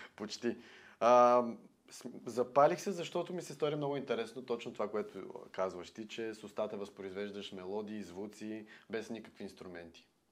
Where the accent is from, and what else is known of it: Bulgaria